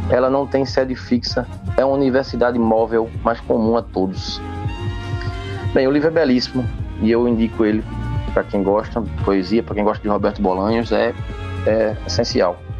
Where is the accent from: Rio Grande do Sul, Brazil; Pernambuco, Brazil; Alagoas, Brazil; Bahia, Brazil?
Pernambuco, Brazil; Limoeiro; now in Recife, Brazil; eu cresci em Limoeiro, né? tem um clima serrano, mas é uma serra que tampa o vento, a gente fica no pé da serra, é um bafo quente infernal.